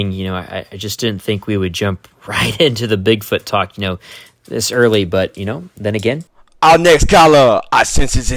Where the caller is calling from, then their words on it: Rhinelander, Wisconsin, United States; from, uh, I'm from Rhinelander, Wisconsin.